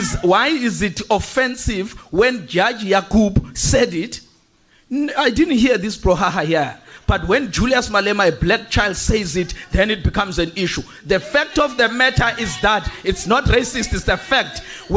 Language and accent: English; KwaZulu-Natal, South Africa; racism is what she's saying, that I must go back to Limpopo when I'm from KwaZulu-Natal.